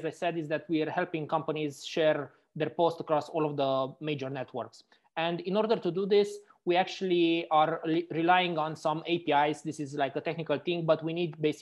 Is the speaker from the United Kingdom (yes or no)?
no; Romania; now in Frankfurt, Germany; I'm actually originally from Romania